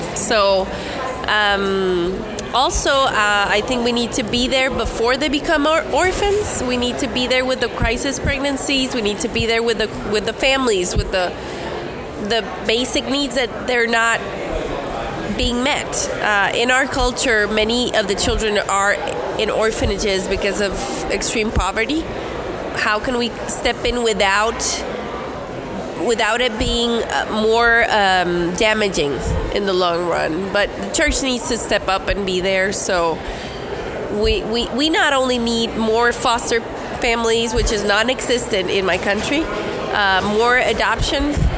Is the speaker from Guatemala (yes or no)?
yes; Guatemala; I'm from Guatemala